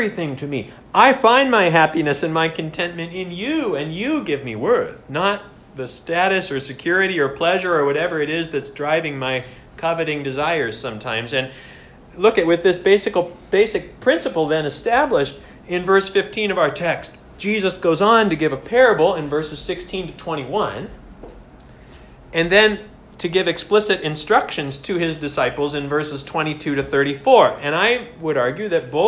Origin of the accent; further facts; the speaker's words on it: United States; now in Canada; as an American